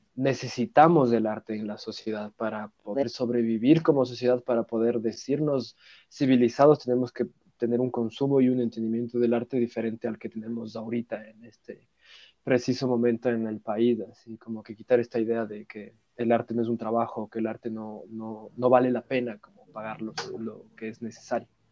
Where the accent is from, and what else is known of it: Ecuador